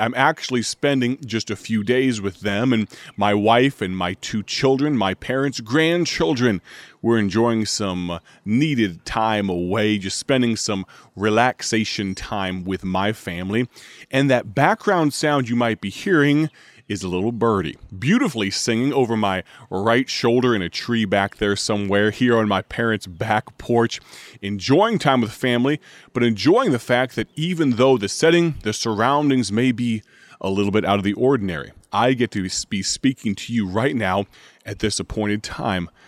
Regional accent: United States; I am an American.

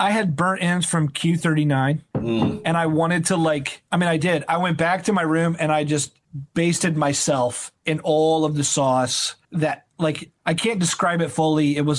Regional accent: Indiana, United States; I'm from Indiana.

